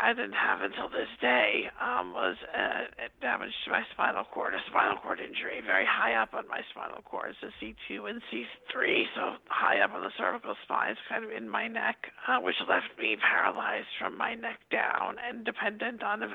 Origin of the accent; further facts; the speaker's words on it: Long Island, New York, United States; I grew up on Long Island, where I talked to you today